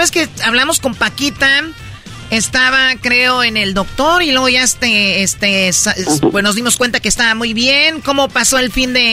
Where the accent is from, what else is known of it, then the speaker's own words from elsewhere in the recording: Michoacán, Mexico; yo soy de Michoacán